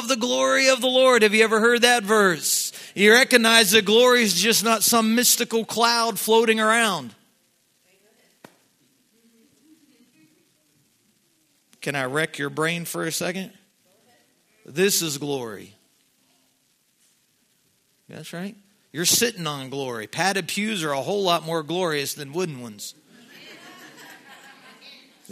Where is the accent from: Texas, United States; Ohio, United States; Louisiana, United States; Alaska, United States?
Ohio, United States; Southeast; I'm from Southeast Ohio. I think we live off of deer hunting